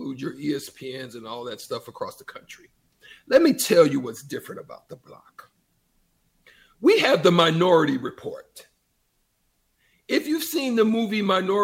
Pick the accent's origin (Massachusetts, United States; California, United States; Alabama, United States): Alabama, United States; Opelika; moved away; also born or lived in Nebraska; I'm literally right from Opelika, like Auburn.